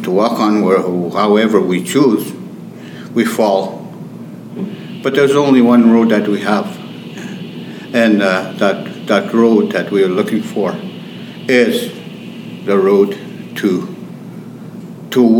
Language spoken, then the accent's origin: English; St. Theresa Point, Manitoba, Canada; I come from St. Theresa Point, close to the border of Ontario, way up north. It's a remote area.